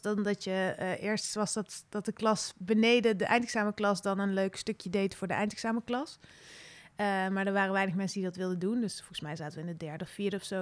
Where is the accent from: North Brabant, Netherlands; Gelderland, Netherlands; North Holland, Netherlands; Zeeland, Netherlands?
North Brabant, Netherlands; Veldhoven; moved away as an adult; also born or lived in Nijmegen; Ja, geboren in Oerle, een, een dorpje in Veldhoven bij Eindhoven. Opgegroeid als jongste in een gezin van zeven kinderen